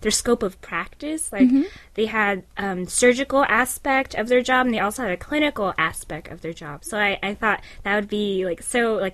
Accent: San Francisco, California, United States; moved away as an adult; now in Ohio, United States; I was born and raised in the San Francisco area

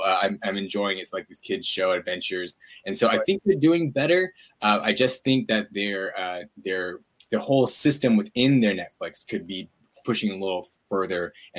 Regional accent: Ontario, California, United States; moved away as an adult; also born or lived in New York; Even in my hometown, which is Ontario, California, it's outside of LA. Like, it wasn't very Asian heavy when I grew up, but now I came back after living in New York for so many years.

